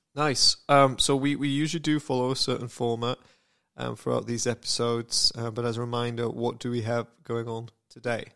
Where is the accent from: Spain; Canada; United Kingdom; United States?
United Kingdom; I'm British